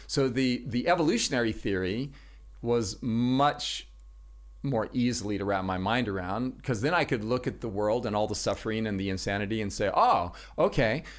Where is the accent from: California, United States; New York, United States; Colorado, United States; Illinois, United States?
California, United States; Los Angeles; moved away; also born or lived in Washington State; I'm originally from Los Angeles, California. That's where I grew up.